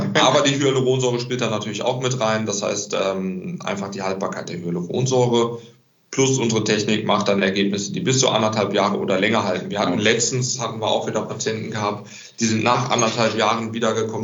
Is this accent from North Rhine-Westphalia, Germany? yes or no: yes; Recklinghausen, North Rhine-Westphalia, Germany; ich komme ja aus Recklinghausen, bin ich zurück nach Recklinghausen